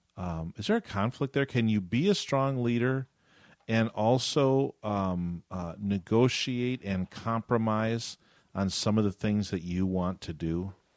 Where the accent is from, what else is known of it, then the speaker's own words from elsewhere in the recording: Western New York, United States; I grew up in New York State